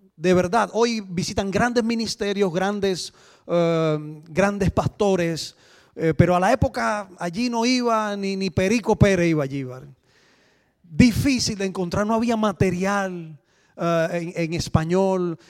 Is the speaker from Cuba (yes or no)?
yes; Cuba; moved away as an adult; now in Switzerland; venimos de Cuba. Ah, hace 18 años vivimos en Suiza